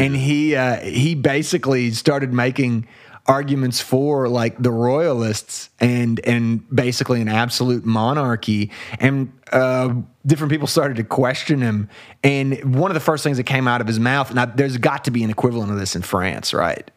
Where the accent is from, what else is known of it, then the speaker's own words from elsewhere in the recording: United States; as an American